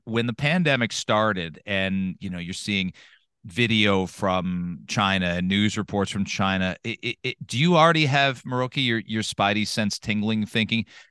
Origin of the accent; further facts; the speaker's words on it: London, Ontario, Canada; I grew up in London, and London was as white, if not more, than Kitchener